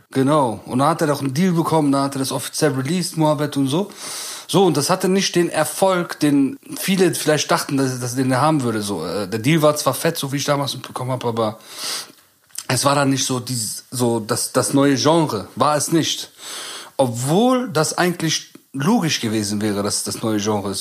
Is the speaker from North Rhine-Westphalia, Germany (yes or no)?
yes; Bonn, North Rhine-Westphalia, Germany; bei uns in Bonn, in Bad Godesberg